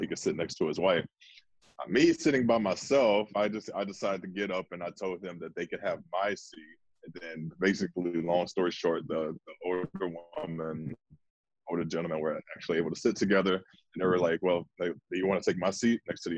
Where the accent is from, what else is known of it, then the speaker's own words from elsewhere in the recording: Houston, Texas, United States; I'm from Houston